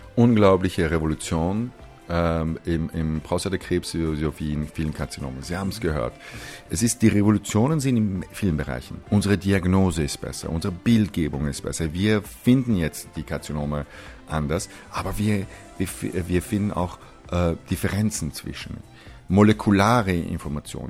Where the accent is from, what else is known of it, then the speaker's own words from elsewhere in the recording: Austria; also born or lived in Iran / United States; ich bin in Österreich aufgewachsen, aber Iraner